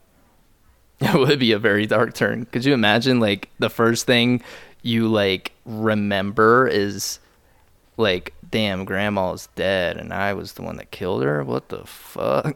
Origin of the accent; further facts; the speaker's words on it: Lewisburg, Ohio, United States; also born or lived in Dayton, Ohio; grew up in Lewisburg, Ohio